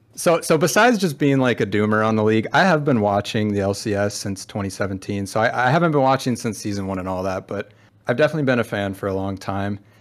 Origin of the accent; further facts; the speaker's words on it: Minnesota, United States; I'm from Minnesota